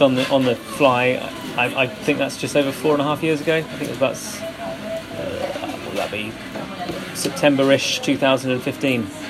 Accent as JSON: {"language": "English", "area": "Hertfordshire", "region": "East of England", "country": "United Kingdom", "tie": "born or raised there", "also_born_or_lived": "London", "moved": "as an adult", "lives_now": "Bristol, United Kingdom", "said": "I originally grew up in Hertfordshire, uh, came to Bristol University when I was 18"}